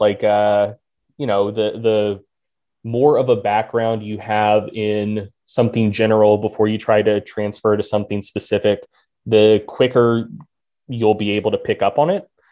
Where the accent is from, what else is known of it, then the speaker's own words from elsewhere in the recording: North Carolina, United States; I'm from North Carolina